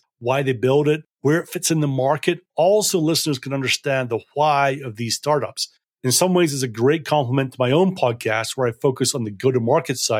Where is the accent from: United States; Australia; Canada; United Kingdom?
United Kingdom; Scotland; I grew up in Scotland.